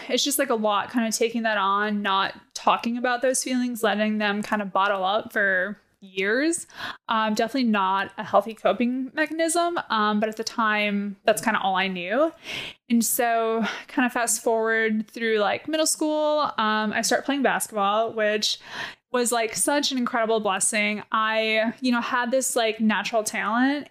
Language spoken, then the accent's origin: English; Wisconsin, United States; I grew up in Wisconsin